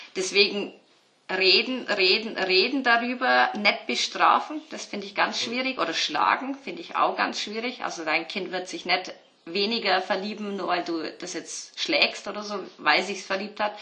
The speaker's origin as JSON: {"language": "German", "region": "Bavaria", "country": "Germany", "said": "ich bin ja aus Bayern"}